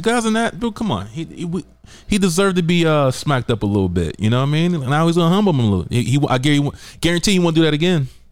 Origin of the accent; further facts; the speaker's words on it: the South, United States; now in San Diego, United States; I'm from the South